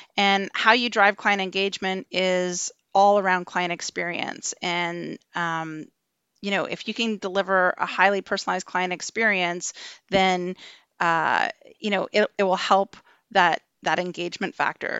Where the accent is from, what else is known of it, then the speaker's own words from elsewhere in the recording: Ontario, Canada; moved away as an adult; now in British Columbia, Canada; I am originally from Ontario